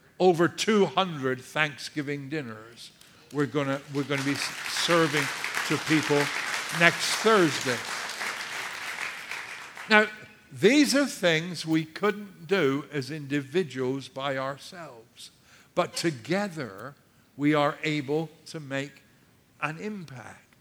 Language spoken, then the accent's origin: English; United Kingdom; now in United States; I'm British